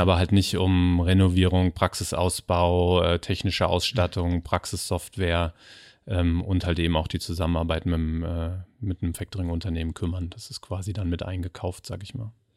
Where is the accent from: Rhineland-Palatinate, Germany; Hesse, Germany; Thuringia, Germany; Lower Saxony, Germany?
Hesse, Germany; Kriftel; also born or lived in Hamburg; ich wohne jetzt in, in Kriftel tatsächlich. Da bin ich auch groß geworden.